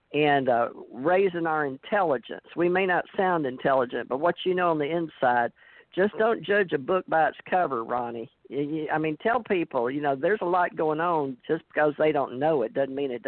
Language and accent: English; Texas, United States; accent: country; moved away; also born or lived in Louisiana / New York / Hawaii / Alabama; I was born in Louisiana, raised in Texas